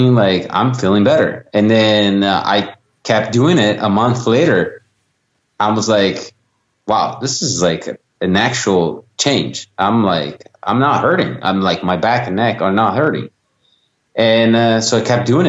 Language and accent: English; Italy; moved away; born and raised in Italy